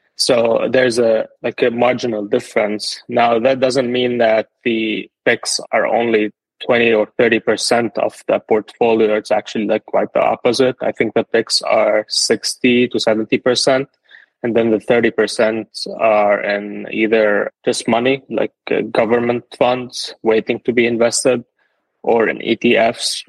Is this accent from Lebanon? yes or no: yes; Lebanon; moved away as an adult; now in United States; I'm originally from Lebanon. I moved to the US in 2019.